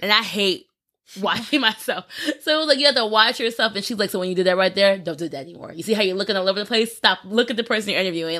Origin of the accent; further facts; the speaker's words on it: New Jersey, United States; also born or lived in Greensboro, North Carolina; now in New York, United States; I was in Greensboro and I was like, North Carolina, but I'm from Jersey. So coming back up here, it bring me closer to home.